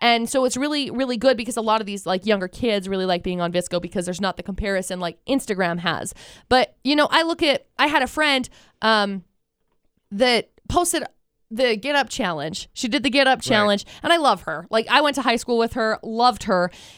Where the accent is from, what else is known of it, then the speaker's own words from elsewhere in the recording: Vernal, Utah, United States; and I came from Vernal, which really isn't that much different.